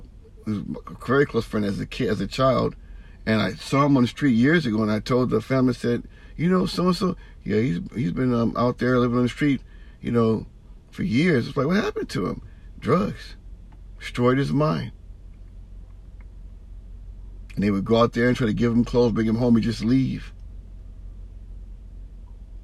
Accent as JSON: {"language": "English", "area": "San Francisco and Oakland area", "region": "California", "country": "United States", "lives_now": "Vallejo, United States", "said": "I'm from San Francisco and Oakland area and now Vallejo"}